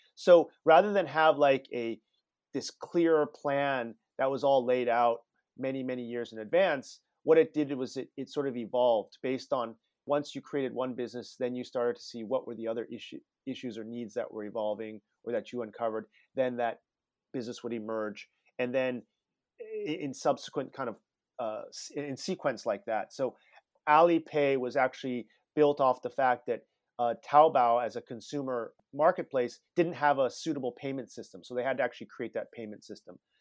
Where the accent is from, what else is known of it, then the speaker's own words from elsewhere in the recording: Palo Alto, California, United States; moved away as an adult; also born or lived in China; I grew up in Palo Alto all, you know, for my whole childhood